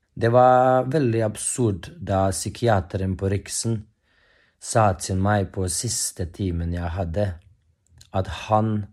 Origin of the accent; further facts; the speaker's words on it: Bosnia & Herzegovina; moved away as an adult; now in Norway; Jeg kommer fra Bosnia-Hercegovina, men jeg har bodd her i Norge i syv år nå